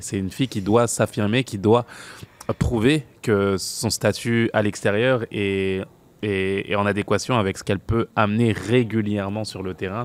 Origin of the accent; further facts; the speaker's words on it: France; en tant que Français